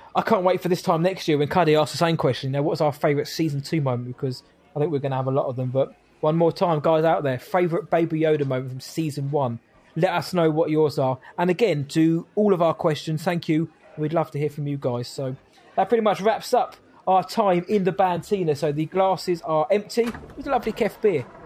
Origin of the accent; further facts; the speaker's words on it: England, United Kingdom; I'm English.